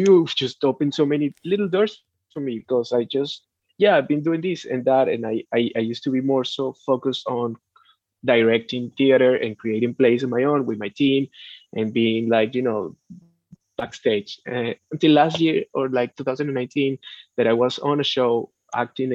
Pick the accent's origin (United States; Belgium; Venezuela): Venezuela; moved away